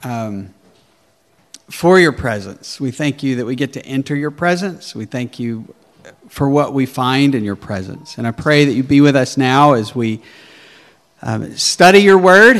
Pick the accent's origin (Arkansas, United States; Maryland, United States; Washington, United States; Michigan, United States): Arkansas, United States; accent: southern; moved away as an adult; also born or lived in Colorado; now in New Jersey, United States; I was from backwoods Arkansas, and nobody could even understand me, and everybody would ask me where I was from, because my southern accent was so thick.